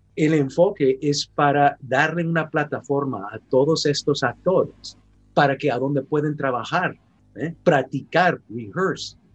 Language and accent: Spanish; San Francisco, California, United States; now in Canada; yo nací en San Francisco, California, y eh, creciendo en ese ambiente